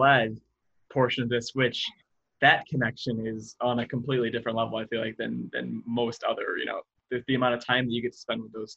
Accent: Sandwich, Illinois, United States; raised and grew up in Sandwich

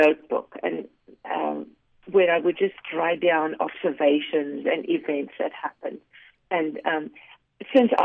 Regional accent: South Africa; now in United States; I grew up in South Africa

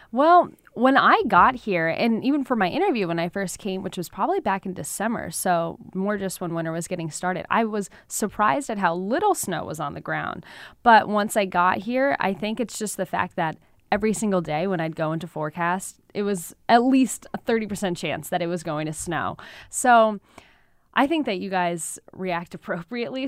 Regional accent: Brookfield, Connecticut, United States; moved away as an adult; also born or lived in South Dakota; now in Syracuse, United States; I was born and raised in Brookfield, Connecticut, small town there

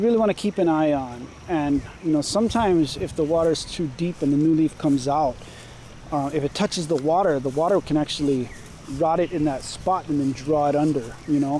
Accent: Kaʻalaea, Oʻahu, Hawaii, United States; I grew up in Ka'alaya. I went to Waihole Elementary School in the early 90s

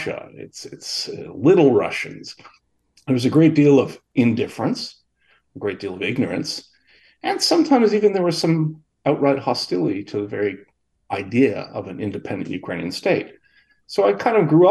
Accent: Kingston, Ontario, Canada; I was born here in Kingston, Ontario in 1953

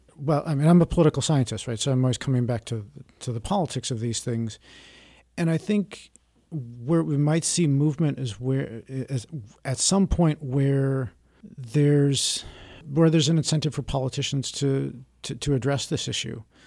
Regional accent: Milwaukee, Wisconsin, United States; I grew up around Milwaukee in a suburb

